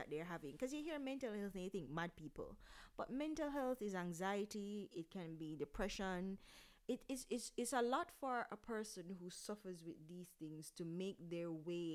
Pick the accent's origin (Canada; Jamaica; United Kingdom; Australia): Jamaica; as Jamaicans, we, for a long time, we didn't take mental health issues seriously